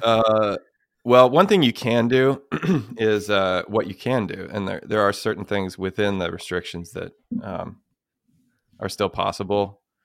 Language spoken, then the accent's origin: English; United States; being American